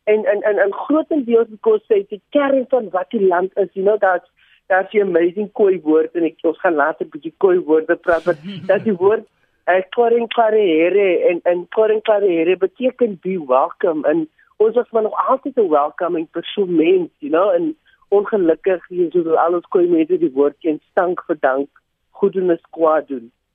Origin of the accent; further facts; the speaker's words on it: Cape Town, Western Cape, South Africa; ek is hier van die Cape Flats